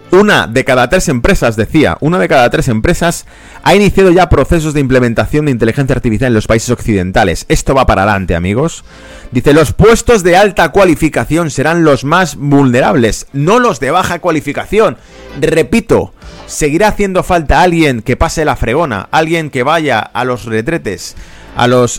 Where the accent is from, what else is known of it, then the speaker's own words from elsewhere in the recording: Madrid, Community of Madrid, Spain; yo soy de origen de España, de Madrid. En Madrid teníamos